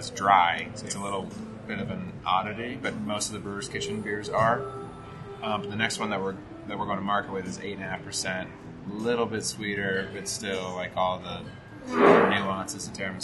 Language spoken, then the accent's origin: English; Eden Prairie, Minnesota, United States; Suburbs of Minneapolis. So suburbs. It's a humble little town called Eden Prairie.